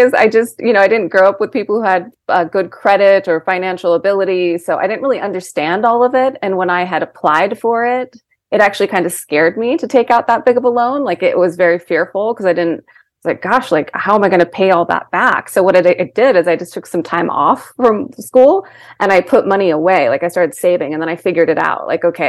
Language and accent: English; Seattle, Washington, United States; born there; I was born in Washington, in Seattle, Washington.